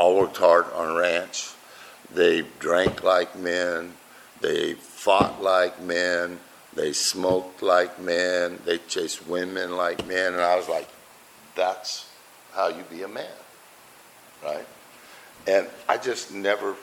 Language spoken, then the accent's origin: English; Buckeye, Arizona, United States; I'm from Buckeye.